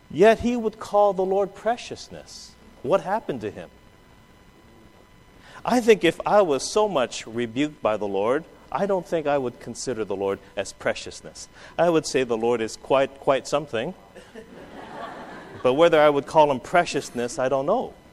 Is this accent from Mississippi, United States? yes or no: no; Hawaii, United States; My great grandmother, you know, we're from Hawaii. My great grandmother was a picture bride.